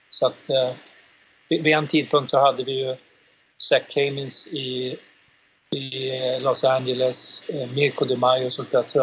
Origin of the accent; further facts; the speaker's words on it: Uppsala, Uppsala County, Sweden; vi har ju haft live har vi haft en kille som är här ifrån från min hemstad Uppsala då Daniel Lands